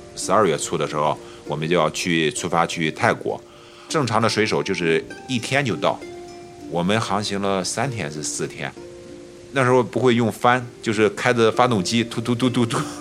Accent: Yanzhou, Shandong, China; moved away as an adult; 今年四十一岁，呃，我来自山东兖州。我在这个城市的铁路部门叫电务段工作

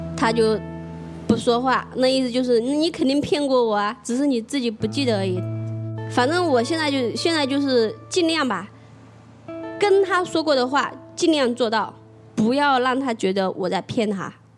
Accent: Jiangxi, China; also born or lived in Shenzhen; now in Dongguan, China; 我是八三年的，呃，来自江西，现在在东莞上班

